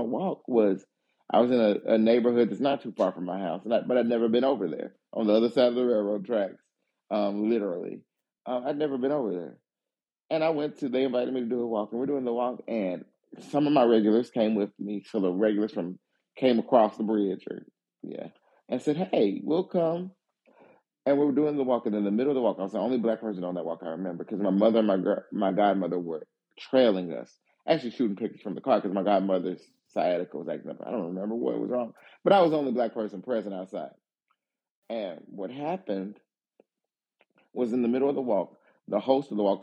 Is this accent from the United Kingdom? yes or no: no; the South, United States; growing up in the South, what you really, in my neighborhood, what's crazy is there are probably, within a 20-minute walk, 5 former plantations